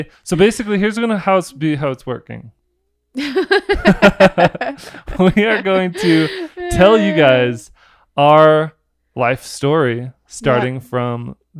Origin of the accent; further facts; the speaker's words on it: Orlando, Florida, United States; moved away; also born or lived in Utah; I grew up in Orlando, Florida.